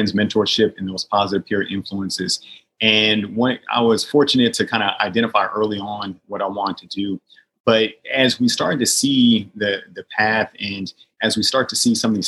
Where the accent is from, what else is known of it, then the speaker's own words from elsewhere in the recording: Portland, Oregon, United States; moved away as an adult; It's nice to be back in my hometown of Portland, Oregon, be with family and friends